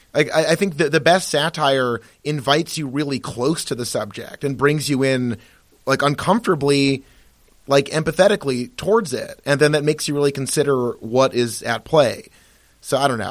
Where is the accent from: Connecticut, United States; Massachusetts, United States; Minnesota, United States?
Massachusetts, United States; born or raised there